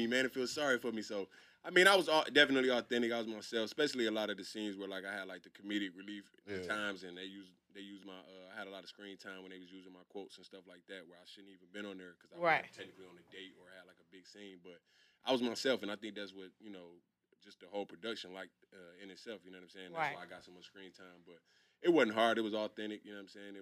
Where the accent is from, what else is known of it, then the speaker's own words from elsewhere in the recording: Detroit, Michigan, United States; moved away as an adult; now in Los Angeles, United States; back in Detroit, obviously it was different because I'm from Detroit